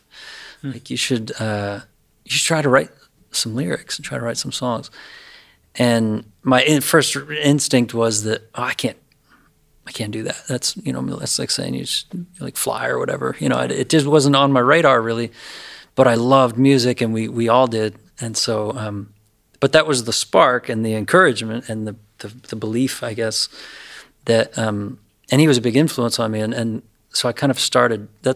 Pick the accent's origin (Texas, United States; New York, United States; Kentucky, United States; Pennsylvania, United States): Pennsylvania, United States; Lewisburg; moved away; I grew up in Lewisburg, which is a beautiful little Victorian river town in north central Pennsylvania